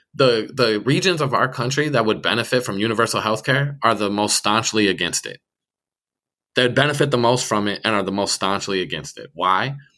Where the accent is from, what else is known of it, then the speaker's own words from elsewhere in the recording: Minneapolis, Minnesota, United States; I grew up in Northeast Minneapolis